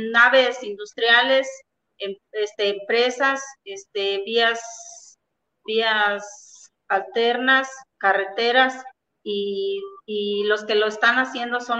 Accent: La Pila, San Luis Potosí, Mexico; Soy ejidataria de la, de la pila y anexos ubicada en el estado de San Luis Potosí.

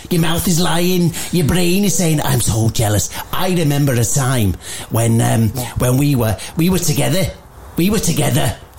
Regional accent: Liverpool, North West England, United Kingdom; Hey, I'm from Liverpool, as you well know.

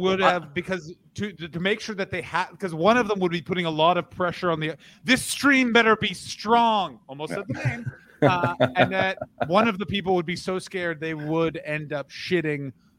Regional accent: Canada; moved away; I'm Canadian

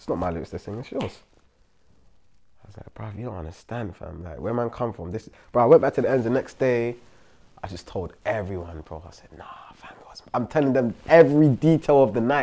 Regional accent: London, United Kingdom; I'm from Brixton, bro. Like, that's where I grew up.

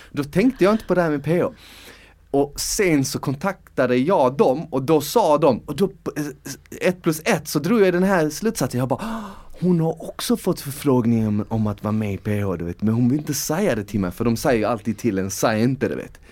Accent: Malmö, Skåne, Sweden; moved away; när jag var yngre och bodde i Malmö

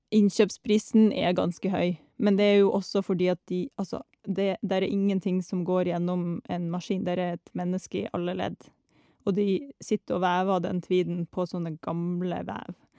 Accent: Norway; vi kommer fra Norge.

